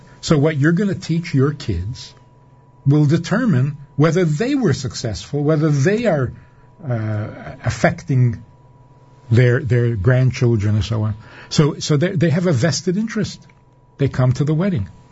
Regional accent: New York City, New York, United States; now in Minnesota, United States; I was growing up in Crown Heights, on President Street in a little apartment

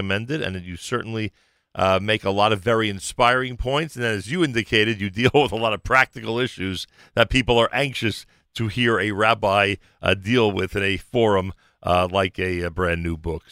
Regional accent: New Jersey, United States; proud to be a Jersey guy

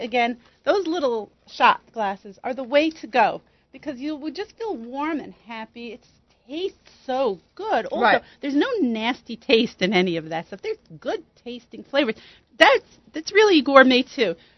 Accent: United States; Us American chicks are gringos

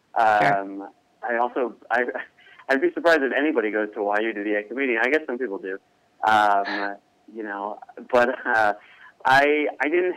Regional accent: Chicago, Illinois, United States; I'm originally from Chicago, Illinois, born and raised

